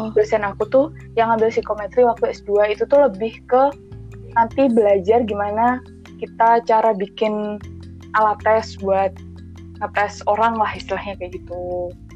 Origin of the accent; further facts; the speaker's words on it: Magelang, Central Java, Indonesia; moved away as an adult; now in Yogyakarta, Indonesia; aku aslinya orang Magelang